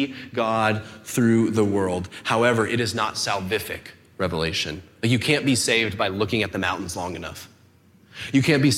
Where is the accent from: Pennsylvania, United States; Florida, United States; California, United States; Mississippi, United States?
California, United States; Rancho Cucamonga; moved away as an adult; also born or lived in Texas; I was born and raised here in Rancho, and my folks' house is up, tucked into the foothills